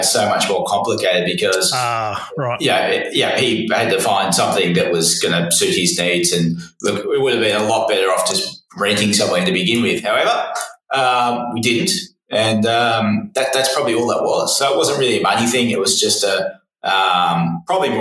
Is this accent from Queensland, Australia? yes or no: no; Shepparton, Victoria, Australia; we're from Shepparton